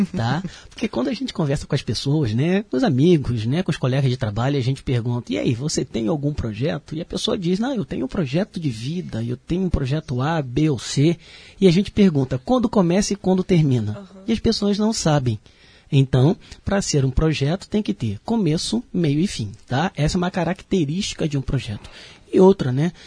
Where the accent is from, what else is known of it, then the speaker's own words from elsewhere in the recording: Rio de Janeiro, Brazil; moved away as an adult; now in Blumenau, Brazil; eu tive a oportunidade de sair do Rio de Janeiro, sou carioca, né? E vim trabalhar aqui em Santa Catarina, mais especificamente em Blumenau